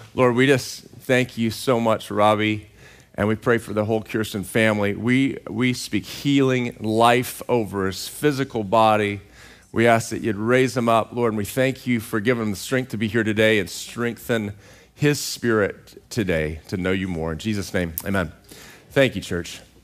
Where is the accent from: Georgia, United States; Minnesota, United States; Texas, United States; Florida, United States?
Texas, United States; Central; now in California, United States; I grew up in Central Texas